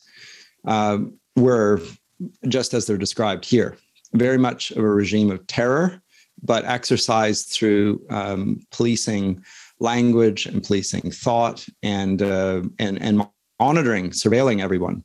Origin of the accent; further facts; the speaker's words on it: London, Ontario, Canada; I was born in London, Ontario. I'm status Mohawk. Interesting fact. But so I grew up in London